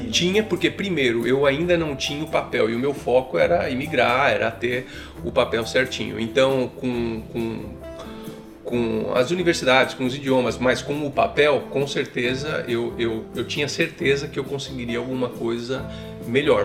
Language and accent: Portuguese; São Paulo, Brazil; moved away as an adult; also born or lived in Germany / United States; now in Canada; sou de São Paulo originalmente, uh, cresci em São Paulo